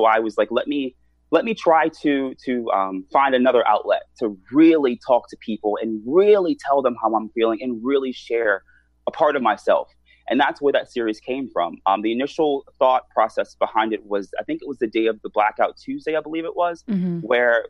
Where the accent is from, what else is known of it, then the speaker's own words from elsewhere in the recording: Washington, District of Columbia, United States; In DC.